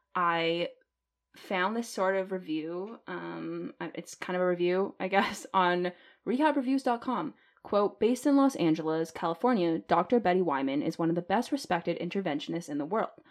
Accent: Canada; as a Canadian

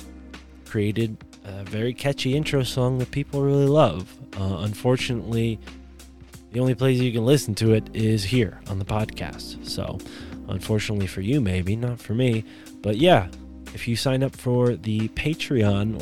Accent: Connecticut, United States

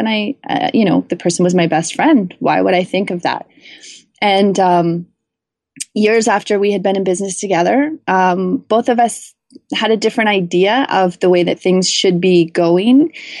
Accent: Canada; So as a Canadian, getting a US book deal was a big deal.

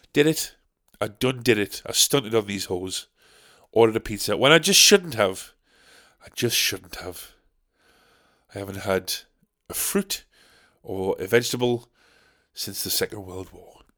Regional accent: Sunderland, North East England, United Kingdom; we're from Sunderland

